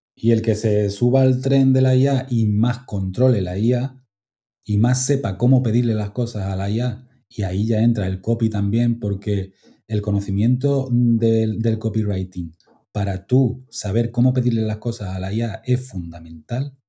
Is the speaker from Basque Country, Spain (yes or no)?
no; Málaga, Andalusia, Spain; also born or lived in Altea; yo estoy en Málaga